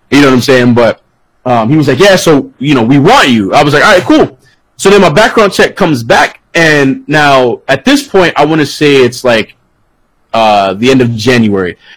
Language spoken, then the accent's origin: English; Florida, United States; So if like I'm in Florida, you know what I'm saying? I'm from Florida or I live in Florida.